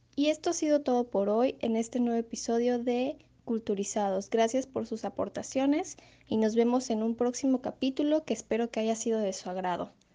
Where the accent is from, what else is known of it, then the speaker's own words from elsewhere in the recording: Mexico; identificarnos con nuestra cultura y como mexicanos